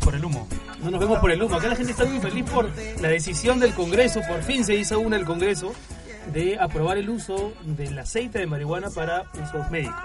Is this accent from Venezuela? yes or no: no; Peru; now in Spain; somos peruanos, seguimos siendo, por supuesto, parte del Perú